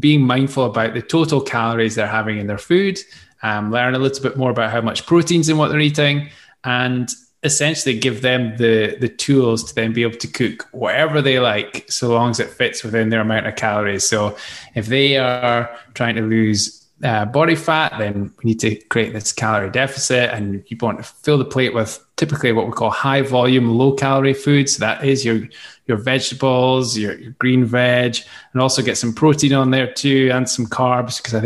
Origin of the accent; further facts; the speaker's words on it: Scotland, United Kingdom; accent: Scottish; this Scottish accent